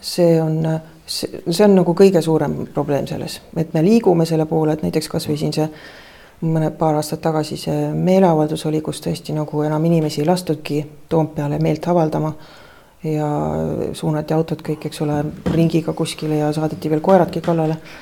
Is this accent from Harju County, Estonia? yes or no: no; Tartu, Tartu County, Estonia; mina sündisin eh, Tartus